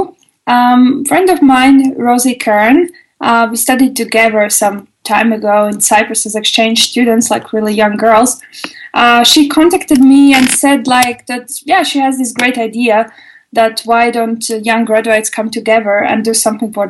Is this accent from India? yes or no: no; Latvia; moved away as an adult; now in Germany; originally, actually, I'm from Latvia